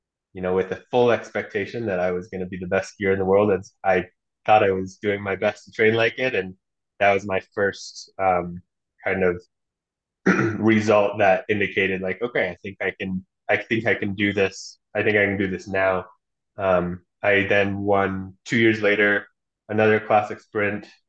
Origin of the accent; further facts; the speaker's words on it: Alaska, United States; I am from Alaska originally, born and raised, and I've been training there and skiing there my whole life